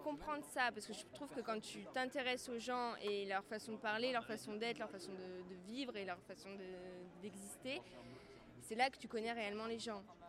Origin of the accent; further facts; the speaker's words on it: Villeurbanne, Auvergne-Rhône-Alpes, France; je viens de Villeurbanne